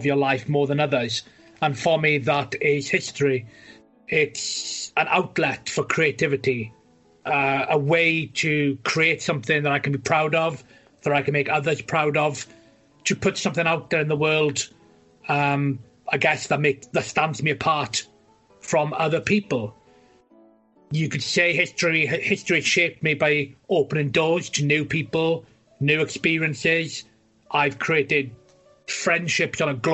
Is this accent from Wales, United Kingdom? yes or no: yes; West Wales, United Kingdom; I'm an author from West Wales in the UK